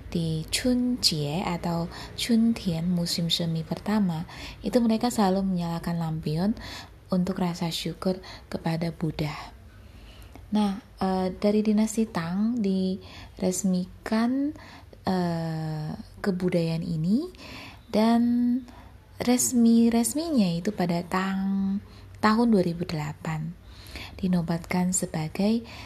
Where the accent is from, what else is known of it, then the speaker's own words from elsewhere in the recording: Pontianak, West Kalimantan, Indonesia; moved away; Dan dulunya aku tinggal di kampung halaman. Kampung halamanku itu Pontianak eh, di Kalimantan Barat.